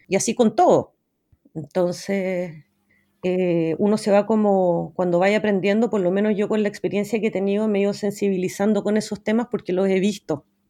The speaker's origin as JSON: {"language": "Spanish", "town": "Santiago", "region": "Santiago Metropolitan Region", "country": "Chile", "tie": "born or raised there", "said": "crecí en Santiago de Chile y fui a un colegio normal, inglés"}